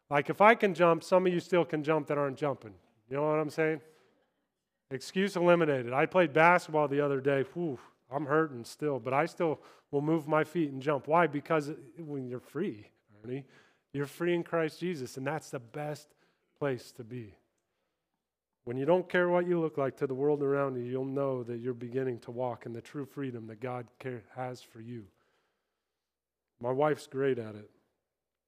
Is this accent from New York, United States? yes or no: no; Kansas, United States; moved away as an adult; also born or lived in Los Angeles, California / England; I'm from Kansas. I talk slow